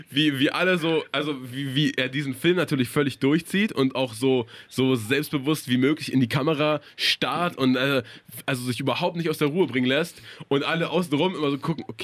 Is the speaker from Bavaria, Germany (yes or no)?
yes; Regensburg, Bavaria, Germany; accent: southern German; Äh, aus Bayern